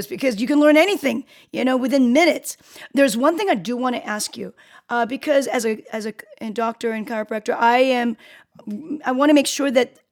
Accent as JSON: {"language": "English", "country": "South Korea", "said": "I'm from Korea."}